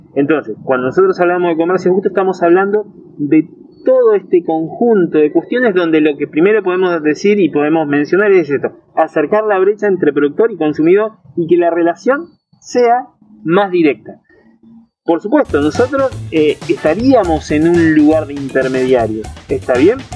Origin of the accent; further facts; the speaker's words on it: Río de la Plata, Patagonia, Argentina; somos sudamericanos, del Río de la Plata, de la Patagonia, nos gusta tomar mate